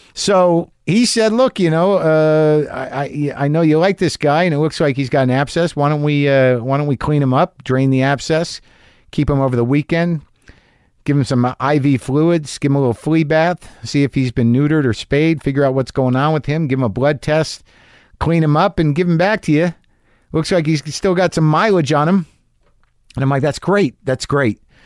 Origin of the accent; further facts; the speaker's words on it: New Mexico, United States; I grew up in New Mexico